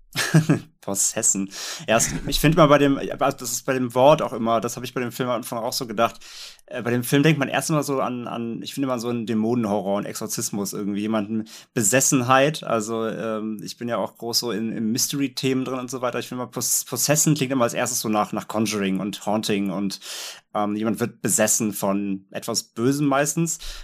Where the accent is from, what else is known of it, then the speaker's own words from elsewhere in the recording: the North, Northern Germany, Germany; ich komme ja aus dem Norden